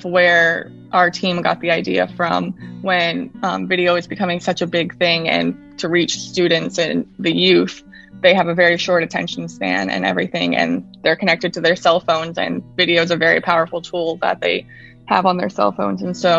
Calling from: Fort Lauderdale, Florida, United States; I am coming from sunny and hot South Florida, Fort Lauderdale.

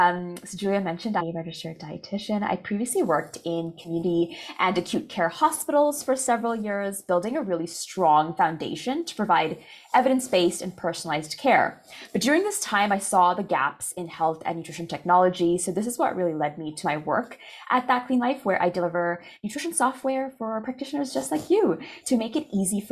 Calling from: Calgary, Alberta, Canada; So I'm …, registered dietitian, and I'm tuning in from Calgary, Alberta, where the weather is very dull right now

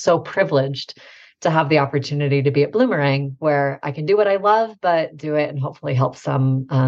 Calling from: Boise, Idaho, United States; I'm coming from Boise, Idaho. So if anyone has traveled through Idaho, it's a lovely state.

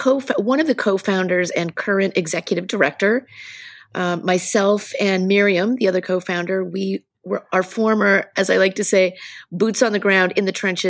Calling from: Lowell, Massachusetts, United States; I am beaming in from Lowell, which is just outside of Boston Metro West.

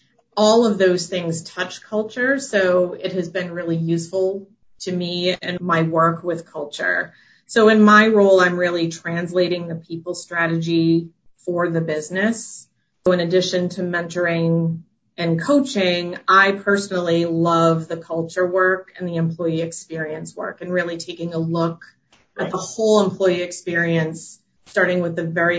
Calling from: Westborough, Massachusetts, United States; I am calling in from my home office in Westboro, Massachusetts.

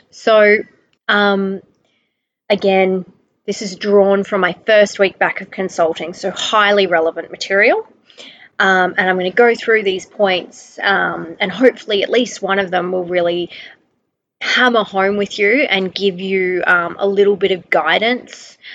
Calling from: Brisbane, Queensland, Australia; um, also known as a balanced nutritionist, and I'm recording from Brisbane, Australia.

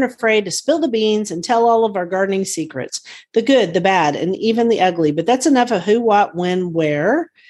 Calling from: Guthrie, Oklahoma, United States; from Guthrie, Oklahoma, where I garden on several acres out in the country.

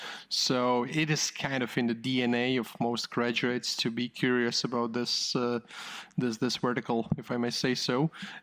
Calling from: Riga, Latvia; I am calling in from Riga, Latvia.

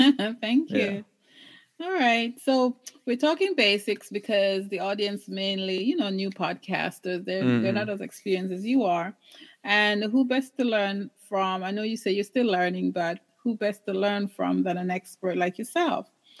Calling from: British Columbia, Canada; I'm in British Columbia, Canada, talking to you.

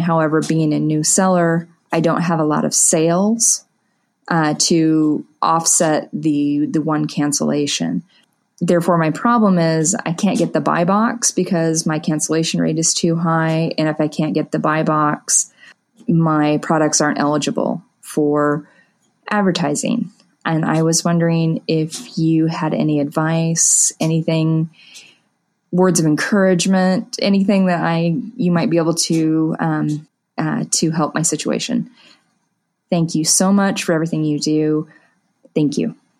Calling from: Wichita, Kansas, United States; I'm calling from the Wichita, Kansas area

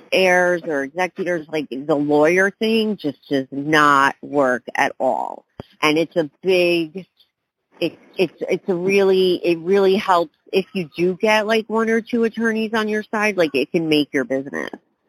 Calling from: New York, United States; Okay, hey, Chad, I'm calling from New York here.

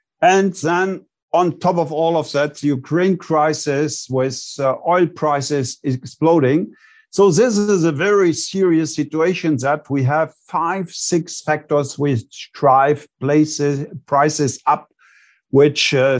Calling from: Bonn, North Rhine-Westphalia, Germany; I'm calling in from Bonn, Germany.

